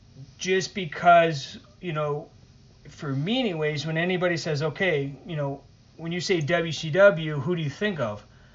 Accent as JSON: {"language": "English", "region": "Northeast", "country": "United States", "tie": "born or raised there", "said": "with me anyways, growing up in the Northeast, I was always watching WWF"}